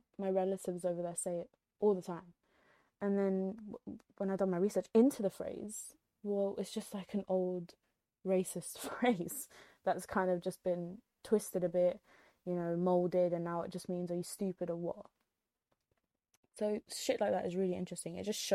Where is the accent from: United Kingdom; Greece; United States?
United Kingdom; also born or lived in Egypt (ancestry); we're British